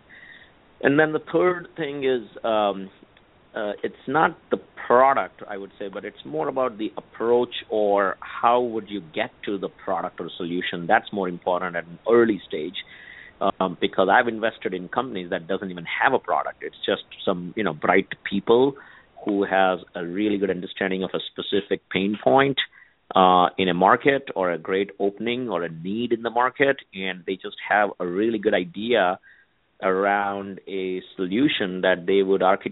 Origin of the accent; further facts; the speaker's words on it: India; moved away as an adult; now in Silicon Valley, United States; born and raised in India, and came here to the U.S., for higher education